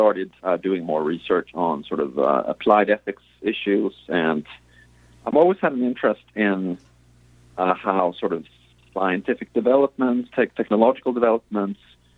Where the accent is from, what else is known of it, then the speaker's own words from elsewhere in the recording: Sweden; moved away; I grew up in Sweden